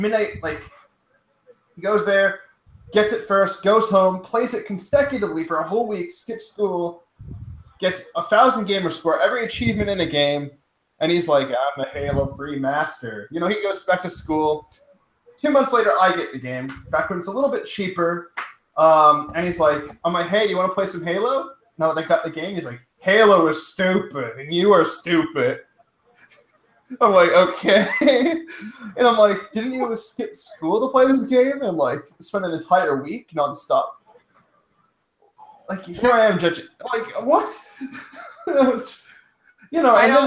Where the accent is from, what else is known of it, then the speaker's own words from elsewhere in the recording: Canada; where are you from? I'm like, Canada